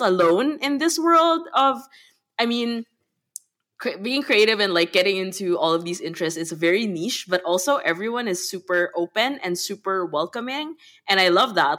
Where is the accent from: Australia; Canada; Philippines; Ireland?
Philippines; Manila, Metro Manila; moved away as an adult; now in Berlin, Germany; I grew up in Manila in the Philippines, and I'm currently living in Berlin.